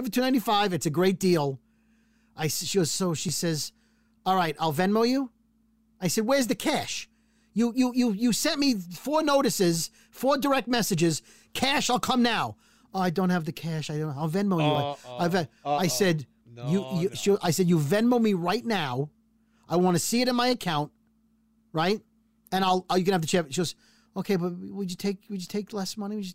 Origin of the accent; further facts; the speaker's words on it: New York City, New York, United States; I'm from Brooklyn